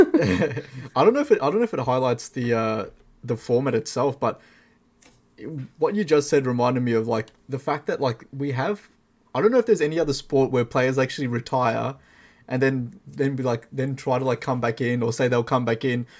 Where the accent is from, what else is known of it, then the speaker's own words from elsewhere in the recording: Melbourne, Victoria, Australia; you and I, we're both from Melbourne, Australia.